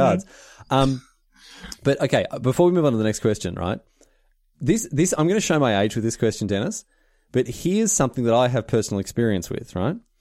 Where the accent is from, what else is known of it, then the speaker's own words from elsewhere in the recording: Australia; now in United Kingdom; I'm Australian